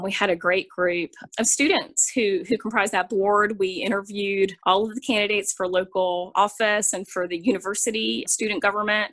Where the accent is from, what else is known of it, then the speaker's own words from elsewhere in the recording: Charlotte, North Carolina, United States; I grew up in Charlotte, North Carolina.